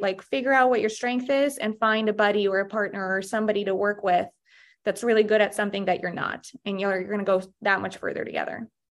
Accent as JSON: {"language": "English", "country": "Russia", "tie": "born or raised there", "moved": "yes", "said": "I actually was born and raised in Russia, and my mom came here, um, she brought me sixteen years ago"}